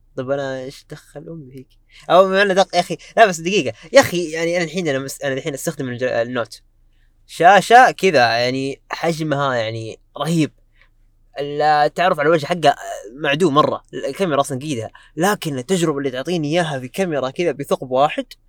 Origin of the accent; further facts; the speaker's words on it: Saudi Arabia; عندنا في السعوديه